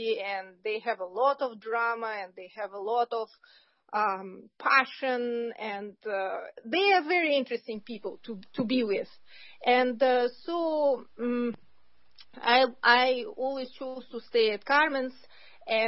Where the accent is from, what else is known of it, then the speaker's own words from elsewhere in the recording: Kazakhstan; moved away; I was born in Kazakhstan